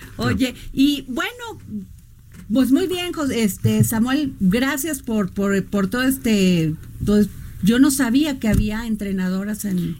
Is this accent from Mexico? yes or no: yes; Veracruz, Mexico; now in Mexico City, Mexico; yo migré, yo soy veracruzana, migré a la Ciudad de México